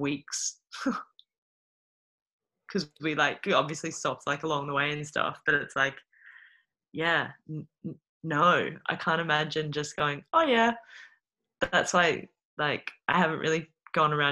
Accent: Adelaide, South Australia, Australia; accent: Queensland; also born or lived in Brisbane; I was born in Brisbane, so I was born with that accent. And then when I was 9, we moved to Adelaide

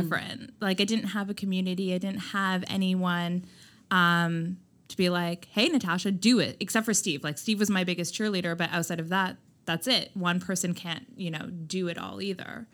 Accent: just outside of Toronto, Ontario, Canada; moved away as an adult; now in Nova Scotia, Canada; I grew up just outside of Toronto, moved to Toronto when I was eighteen, and lived there

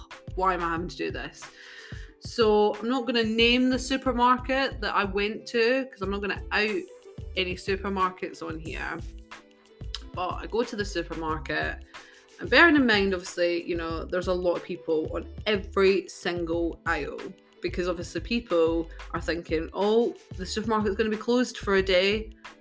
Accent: United Kingdom; us as British people

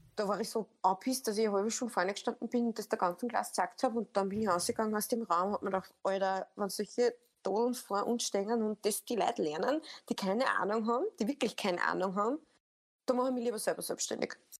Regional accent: Upper Austria, Austria; bin aus Oberösterreich

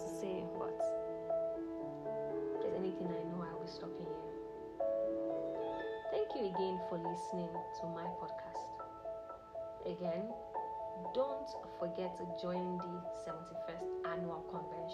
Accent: Nigeria; I'm from Nigeria, I'm Yoruba

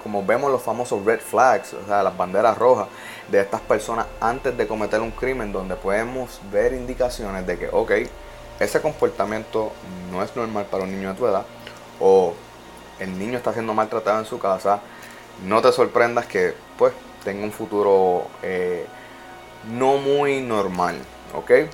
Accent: Puerto Rico; yo soy boricua

